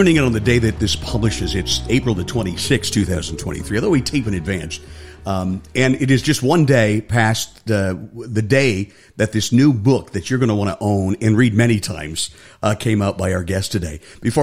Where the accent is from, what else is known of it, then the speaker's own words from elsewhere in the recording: Cleveland, Ohio, United States; moved away; I grew up just outside of Cleveland, Ohio, west side of Cleveland